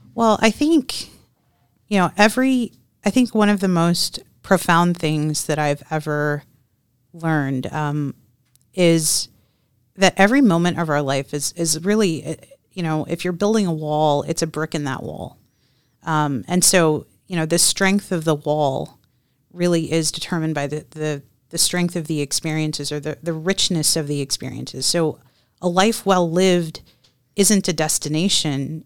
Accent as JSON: {"language": "English", "region": "Texas", "country": "United States", "tie": "born or raised there", "said": "I grew up, I was born and raised in Texas"}